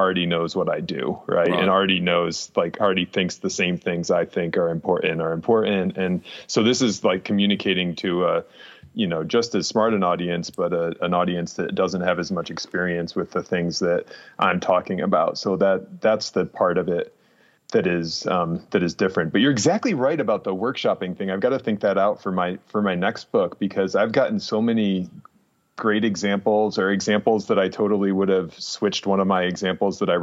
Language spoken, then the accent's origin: English; upstate New York, United States; moved away; I grew up in upstate New York where there was tons of snow